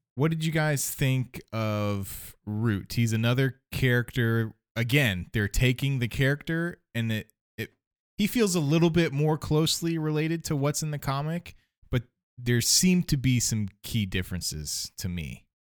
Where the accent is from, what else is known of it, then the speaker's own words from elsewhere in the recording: Ohio, United States; I'm from Ohio